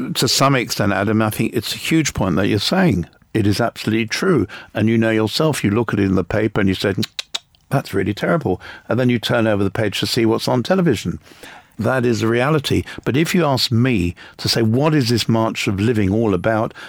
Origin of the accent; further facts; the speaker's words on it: England, United Kingdom; I was born in England